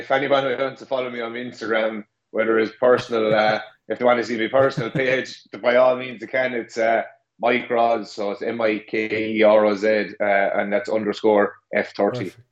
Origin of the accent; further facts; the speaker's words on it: Ireland; As a, as an Irishman, we uh, we tend to uh, speak a bit quick every now and again.